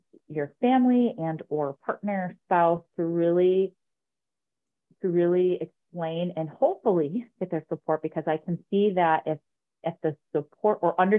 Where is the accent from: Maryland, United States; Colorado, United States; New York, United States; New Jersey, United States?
New York, United States; Utica; I grew up in Utica, New York